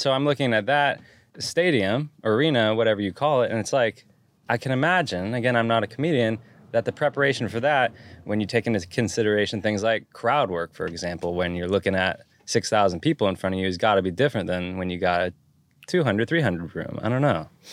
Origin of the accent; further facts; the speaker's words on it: Santa Cruz, California, United States; I liked growing up there